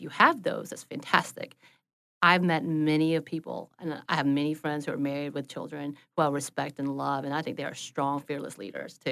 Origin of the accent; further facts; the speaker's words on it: the South, Southern United States, United States; as a Southerner, I am taught to please others